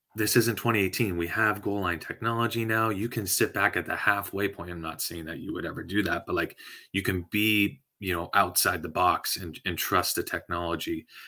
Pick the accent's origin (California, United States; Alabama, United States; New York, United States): California, United States; San Diego; I'm from San Diego